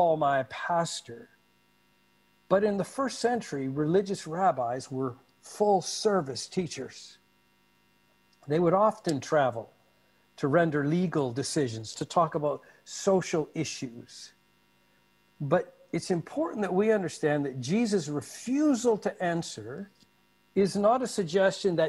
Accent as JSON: {"language": "English", "country": "Canada", "tie": "born or raised there", "also_born_or_lived": "Malacca", "moved": "yes", "said": "Growing up in Canada, I saw bumper stickers often with this on."}